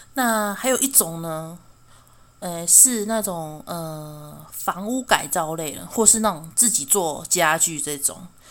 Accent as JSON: {"language": "Chinese", "country": "Taiwan", "said": "身为台湾人"}